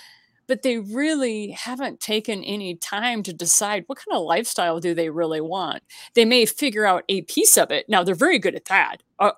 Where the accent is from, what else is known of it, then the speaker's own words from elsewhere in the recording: Missouri, United States; And for me, it's about the grits. Okay. I'm from Southern Missouri.